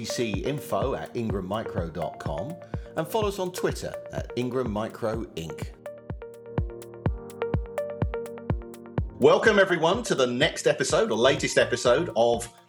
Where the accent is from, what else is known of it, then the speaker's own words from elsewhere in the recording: London, United Kingdom; moved away; I'm a Londoner who's been everywhere else.